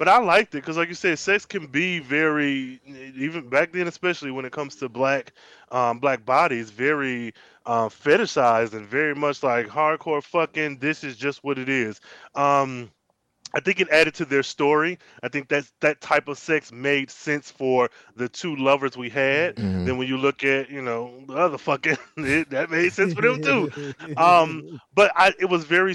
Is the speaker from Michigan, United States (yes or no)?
yes; Michigan, United States; being a Midwesterner born and raised